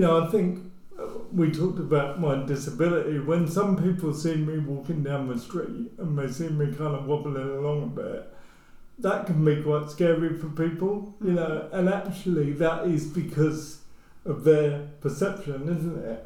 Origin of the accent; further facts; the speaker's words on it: near Luton, East of England, United Kingdom; I grew up near Luton